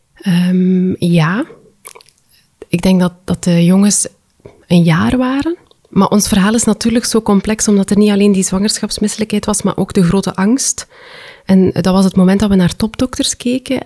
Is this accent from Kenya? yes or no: no; West Flanders, Belgium; ik kom uit West-Vlaanderen